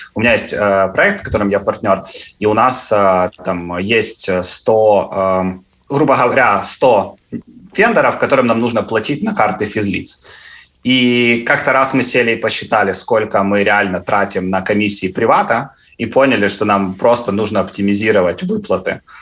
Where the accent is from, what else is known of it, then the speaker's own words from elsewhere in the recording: Cherkasy, Cherkasy Oblast, Ukraine; moved away as an adult; now in London, United Kingdom; я сам из Черкас